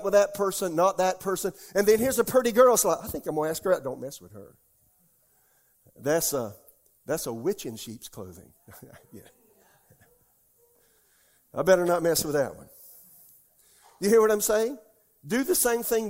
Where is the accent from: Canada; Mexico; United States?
United States; Deep South; now in Raleigh, United States; I was raised in the Deep South.